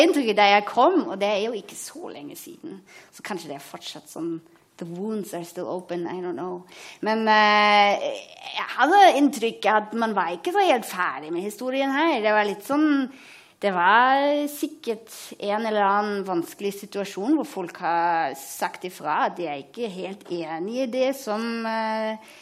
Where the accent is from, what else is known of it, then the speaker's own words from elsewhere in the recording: Berlin, Germany; Norwegian is a second language; moved away as an adult; also born or lived in Hamburg; now in Oslo, Norway; jeg er fra Berlin opprinnelig, så jeg er tysk.